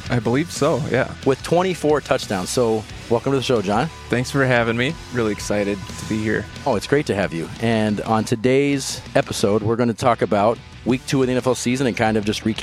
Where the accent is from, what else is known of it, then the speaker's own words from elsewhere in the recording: Kansas, United States; now in Minnesota, United States; Welcome to the Chiefs of the North … I'm originally from Kansas, currently living in Minnesota